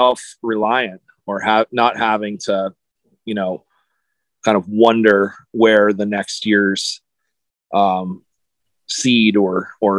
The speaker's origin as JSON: {"language": "English", "country": "United States", "tie": "born or raised there", "said": "I grew up in on the East Coast and in New York and Philadelphia area"}